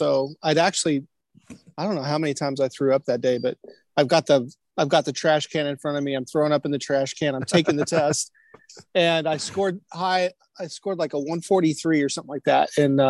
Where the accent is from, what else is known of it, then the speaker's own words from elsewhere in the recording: Kansas City, Missouri, United States; also born or lived in Denver, Colorado; So we moved to Kansas City in 77. And then grew up in Kansas City, northern Kansas City, Parkville area. Yeah. So not the most multicultural